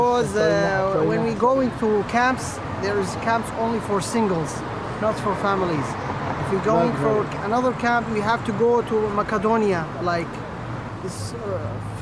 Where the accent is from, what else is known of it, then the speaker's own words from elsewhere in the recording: Iraq; English is a second language; moved away as an adult; I'm from Iraq